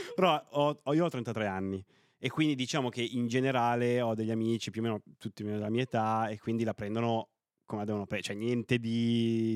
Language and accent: Italian; Novara, Piedmont, Italy; io sono piemontese, no? Eh, sono di Novara